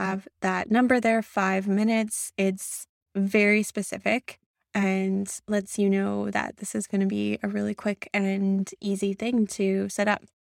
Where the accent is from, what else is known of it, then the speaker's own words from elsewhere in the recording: Canada; I'm a Canadian